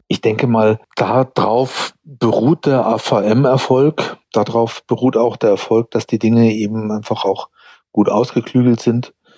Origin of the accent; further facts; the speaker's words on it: United States; moved away as an adult; now in Germany; ich bin ja in Amerika zur Schule gegangen und eben dort auch äh, Studium